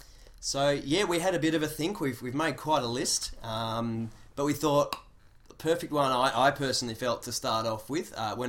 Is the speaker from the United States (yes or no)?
no; Australia; as an Australian growing up